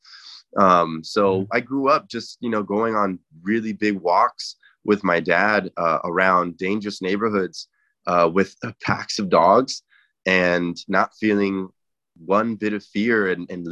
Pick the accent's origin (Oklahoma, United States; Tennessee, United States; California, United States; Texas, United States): California, United States; Inglewood; also born or lived in Santa Clarita / Encino; I grew up in Inglewood